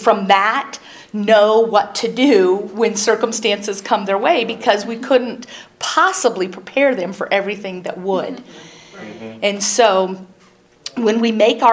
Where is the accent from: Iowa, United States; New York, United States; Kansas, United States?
Iowa, United States; growing up in Iowa